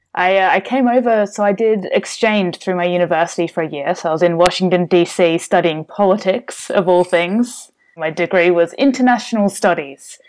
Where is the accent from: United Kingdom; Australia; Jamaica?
Australia; Melbourne, Victoria; also born or lived in United States; I'm from Australia. So, uh, born in Melbourne and, uh, lived around here pretty much all my life.